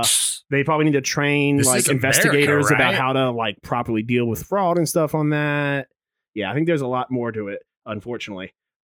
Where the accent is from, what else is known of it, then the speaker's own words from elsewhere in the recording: Maryland, United States; Maryland has legalized sports betting. About time my home state has done that.